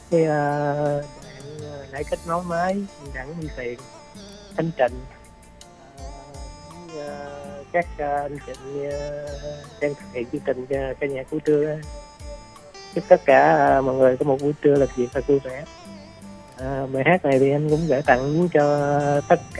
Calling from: Bến Tre, Vietnam

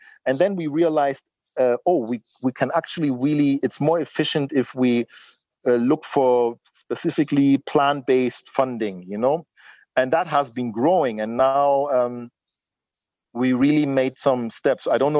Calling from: Lagos, Nigeria; I'm not calling from London or something. I'm really here in Lagos, Nigeria, you know?

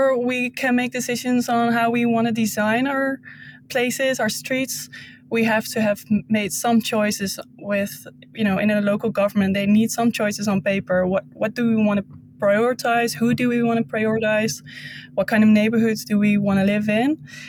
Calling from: Zwolle, Overijssel, Netherlands; But I'm calling in from Zwolle right now.

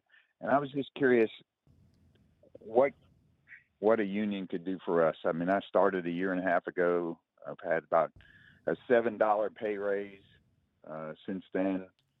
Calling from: Huntsville, Alabama, United States; I'm calling from Huntsville.

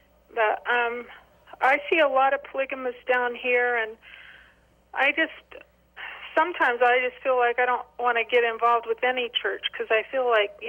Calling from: Hurricane, Utah, United States; I'm just calling from Hurricane. I am from a polygamous family.

